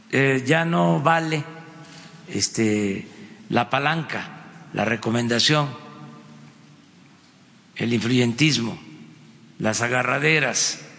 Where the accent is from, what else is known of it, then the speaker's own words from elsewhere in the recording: Mexico; No somos mexicanos de primera, de segunda, de tercera